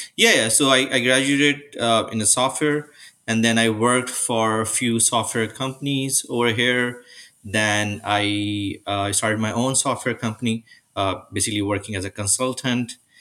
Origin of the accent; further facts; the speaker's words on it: Karachi, Sindh, Pakistan; moved away as an adult; now in Mississauga, Canada; I was born and raised in Pakistan